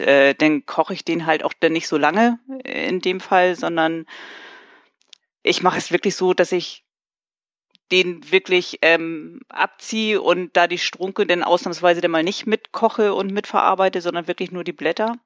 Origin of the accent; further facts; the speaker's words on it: Hamburg, Germany; ich komme aus Hamburg